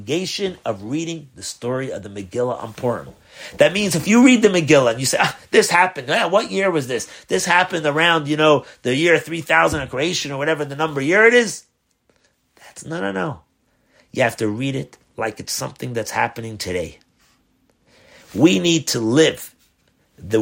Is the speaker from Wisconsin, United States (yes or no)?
no; New York City, New York, United States; when I was brought up in Crown Heights